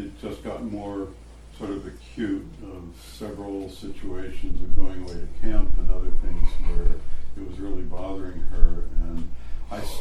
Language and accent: English; Missouri, United States; I was born in Missouri